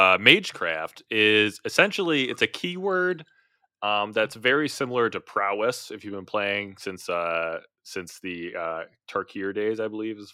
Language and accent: English; Midwest, United States; accent: Midwestern; Yes, I'm saying it with my Midwestern accent.